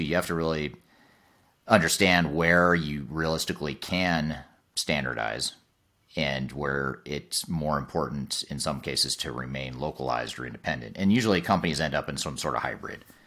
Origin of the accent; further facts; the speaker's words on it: United States; as an American